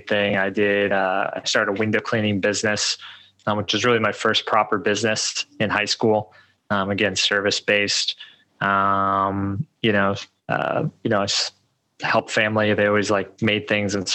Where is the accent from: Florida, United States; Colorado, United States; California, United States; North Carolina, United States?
Colorado, United States; moved away as an adult; also born or lived in Medellín; I grew up in Colorado